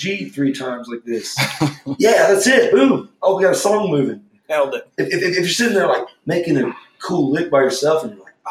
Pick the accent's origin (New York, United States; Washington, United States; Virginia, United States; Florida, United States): Florida, United States; Switzerland; moved away; also born or lived in Jacksonville, Florida; my town that I grew up in is called Switzerland, and it's directly across the river